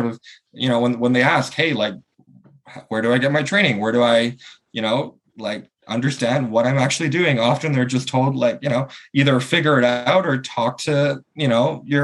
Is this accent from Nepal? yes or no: no; Canada; I'm from Canada and in North America.